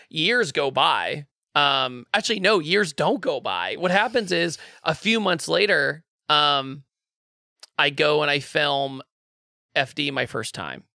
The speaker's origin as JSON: {"language": "English", "town": "Richmond", "region": "Virginia", "country": "United States", "moved": "yes", "said": "I'm originally from Richmond, Virginia"}